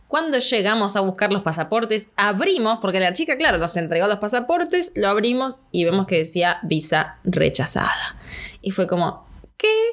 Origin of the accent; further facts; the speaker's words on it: Argentina; acá como en Argentina